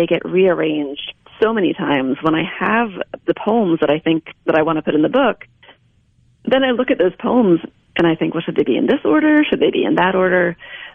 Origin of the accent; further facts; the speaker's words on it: Delaware, United States; also born or lived in Pennsylvania / Ohio / Missouri; now in Mississippi, United States; I'm from Delaware originally, and my husband's from New Jersey originally. So we're East Coasters transplanted to Mississippi.